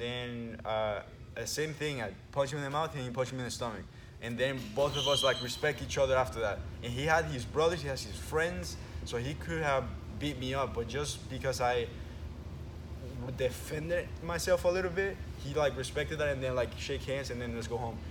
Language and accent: English; Venezuela; we moved from one place from Venezuela to the other, basically corner from uh, other coast of Venezuela um, when I was nine